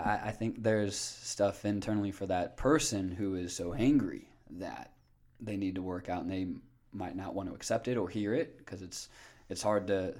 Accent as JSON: {"language": "English", "region": "Northwest Indiana", "country": "United States", "tie": "born or raised there", "said": "Northwest Indiana."}